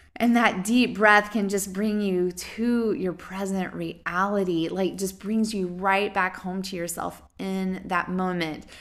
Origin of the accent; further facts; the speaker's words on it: the South, United States; I'm from the South